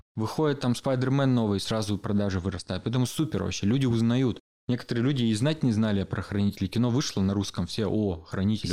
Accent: Berezovsky, Sverdlovsk Oblast, Russia; also born or lived in Yekaterinburg; я родился вообще в Екатеринбурге, потом мелкий был, переехали в Березки

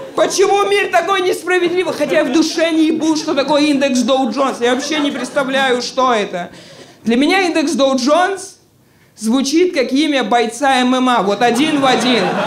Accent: Georgia; now in Moscow, Russia; Мне 28, Боже, я грузин

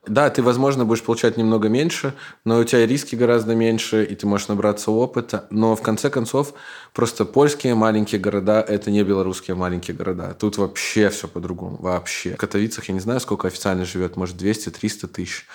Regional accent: Belarus; moved away as an adult; also born or lived in Minsk; now in Katowice, Poland; я из Беларуси

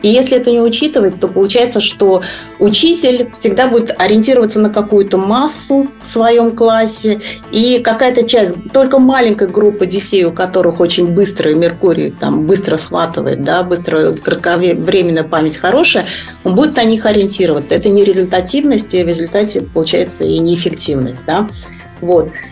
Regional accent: Kazan, Tatarstan, Russia; moved away as an adult; also born or lived in Japan; я сама из Казани

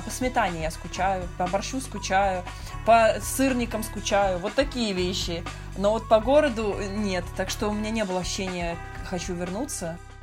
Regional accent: Moscow, Russia; moved away as an adult; now in Istanbul, Turkey; Originally from Moscow

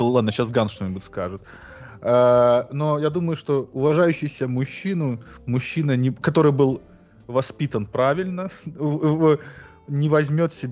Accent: Belarus; now in United States; я обычный колхозный белорус

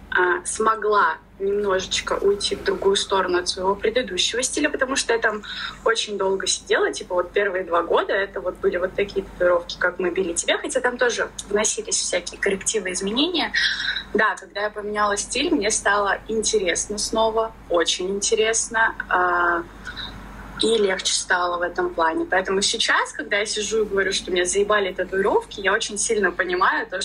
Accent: Ufa, Bashkortostan, Russia; moved away; я из Уфы

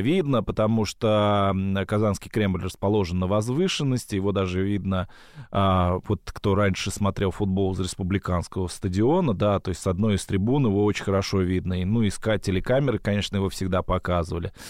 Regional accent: Ulyanovsk, Ulyanovsk Oblast, Russia; у меня родители из Астрахани. Я сам из Ульяновска

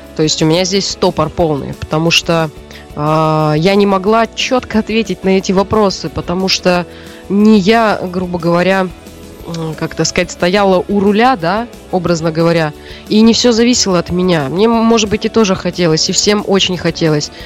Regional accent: Siberia, Russia; moved away; родилась и выросла в Сибири

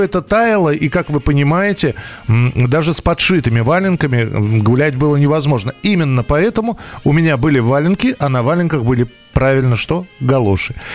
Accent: Moscow, Russia; я родился и вырос в Москве

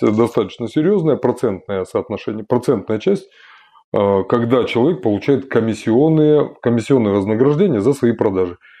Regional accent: Kazakhstan; Я родом из Казахстана

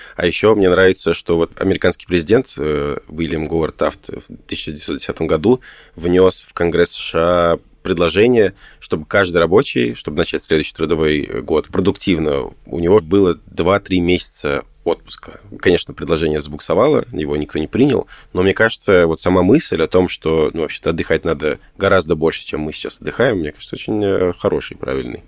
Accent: Tashkent, Uzbekistan; moved away; я родом из Ташкента

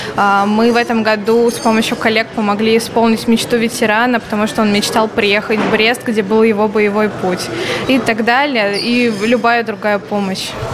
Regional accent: Tver, Tver Oblast, Russia; я сама из Тверской области, из города Твери

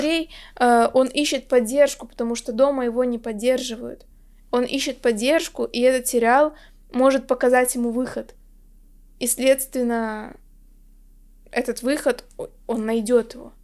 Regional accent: Chita, Zabaykalsky Krai, Russia; я как раз из Читы, что вот в Забайкальском крае

